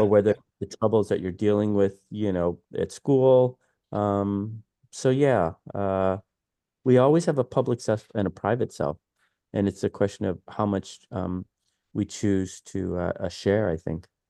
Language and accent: English; Detroit, Michigan, United States; moved away as an adult; also born or lived in New York City; growing up in Detroit